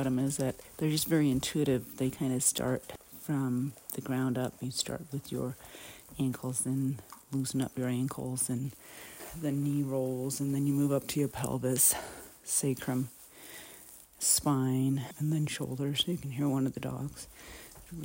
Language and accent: English; Ten Sleep, Wyoming, United States; my hometown of Tensleet, Wyoming.